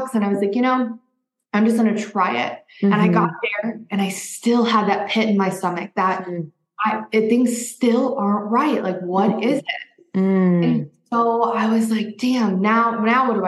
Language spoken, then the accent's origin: English; Midwest, United States; moved away as an adult; also born or lived in Arizona; I grew up in the Midwest